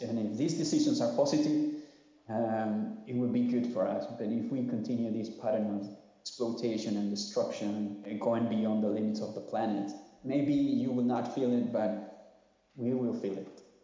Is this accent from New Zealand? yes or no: no; Honduras; I'm from Honduras, Central America